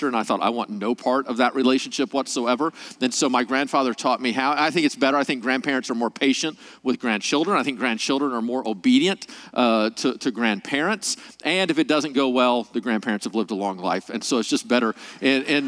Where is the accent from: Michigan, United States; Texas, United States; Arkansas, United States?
Arkansas, United States; moved away as an adult; now in California, United States; I'm actually from Arkansas, moved to California 2.5 years ago